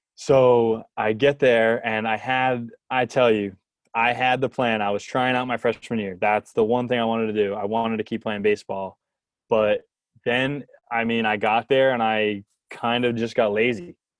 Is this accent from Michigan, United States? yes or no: no; New Jersey, United States; I'm from New Jersey